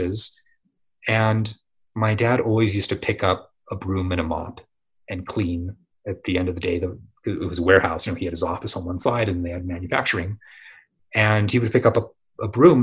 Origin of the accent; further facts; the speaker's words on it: San Diego, California, United States; I grew up in San Diego.